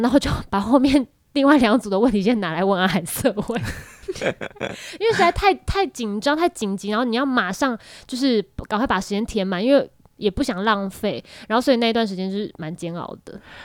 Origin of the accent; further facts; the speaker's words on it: Taiwan; 我是来自台湾